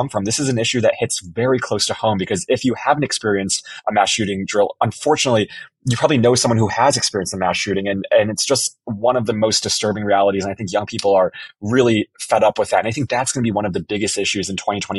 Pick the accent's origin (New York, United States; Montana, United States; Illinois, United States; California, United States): Illinois, United States; I was born in Illinois